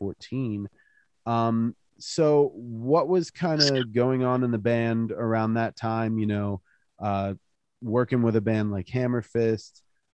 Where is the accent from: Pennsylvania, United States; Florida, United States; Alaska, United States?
Pennsylvania, United States; Altoona; I was born and raised in Altoona